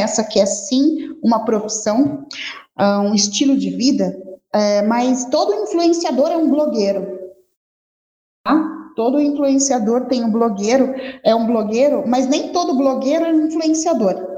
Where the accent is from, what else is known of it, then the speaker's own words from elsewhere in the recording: Rio de Janeiro, Brazil; now in Campo Grande, Brazil; Sou carioca, mas adoro morar aqui em Campo Grande